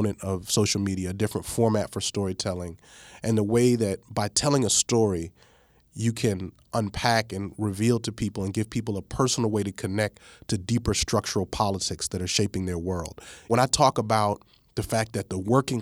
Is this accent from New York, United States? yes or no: yes; New York, United States; moved away; also born or lived in East Coast; I was born in New York. I've lived on the East Coast, various places